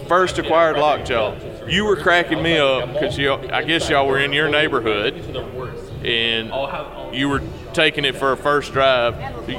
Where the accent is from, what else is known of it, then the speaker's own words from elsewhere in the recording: the South, United States; I'm from the South. We talk slow.